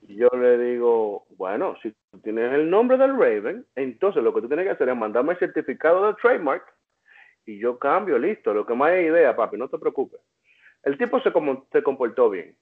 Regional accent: Dominican Republic; now in United States; soy dominicano

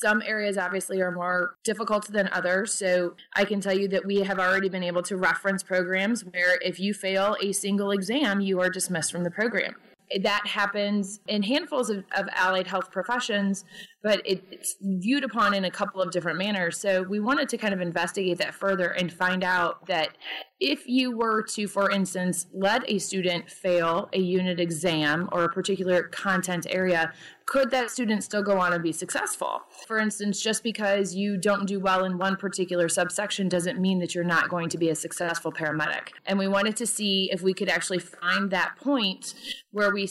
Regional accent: Peoria, Illinois, United States; Sure. So I am from Peoria, Illinois.

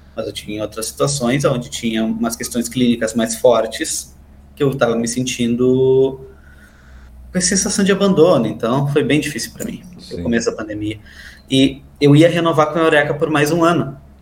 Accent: Santana do Livramento, Rio Grande do Sul, Brazil; E no interior, eu sou lá de Santana do Livramento

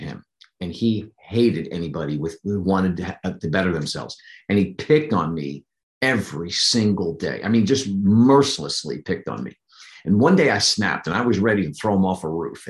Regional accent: New Jersey, United States; moved away as an adult; also born or lived in Pennsylvania; I grew up in New Jersey. The formidable years were spent in New Jersey up until I was 20

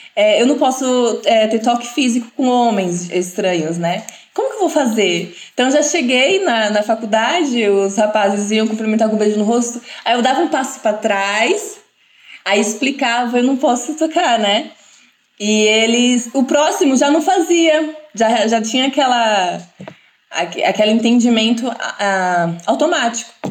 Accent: Brazil; sou brasileira, não tenho nenhuma descendência

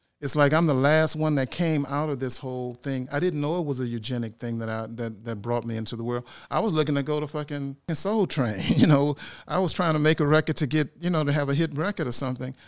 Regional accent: Louisiana, United States; I'm from Louisiana

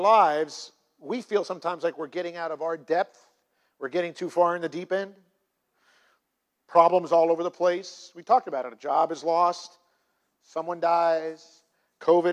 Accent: United States; I am in the United States of America and that I am American

